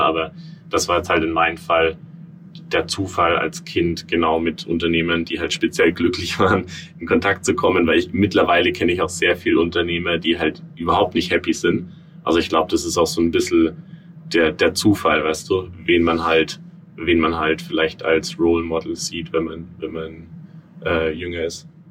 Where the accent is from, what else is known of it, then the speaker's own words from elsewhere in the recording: Franconia, Bavaria, Germany; moved away as an adult; now in New York, United States; ursprünglich ähm, komme ich aus Franken in, in Bayern